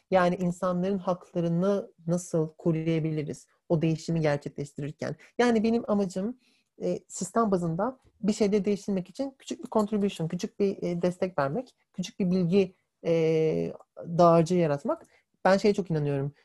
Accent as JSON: {"language": "Turkish", "country": "Turkey", "said": "Biz de hepimiz Türk'üz."}